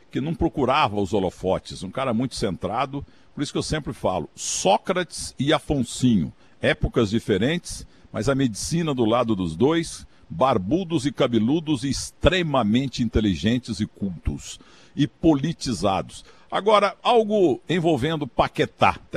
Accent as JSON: {"language": "Portuguese", "town": "Muzambinho", "region": "Minas Gerais", "country": "Brazil", "said": "Então, eu sou do, de Minas Gerais, eu botei no meu, no, nas minhas redes sociais uma foto em tratores na entrada de Muzambinho, minha cidade tem 22 mil habitantes só."}